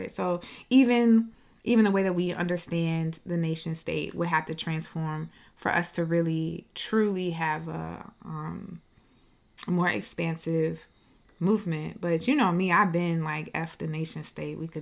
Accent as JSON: {"language": "English", "country": "United States", "said": "us as Black American people"}